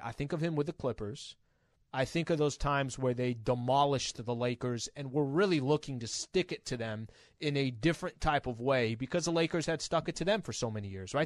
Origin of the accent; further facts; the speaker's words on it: San Diego, California, United States; I'm from San Diego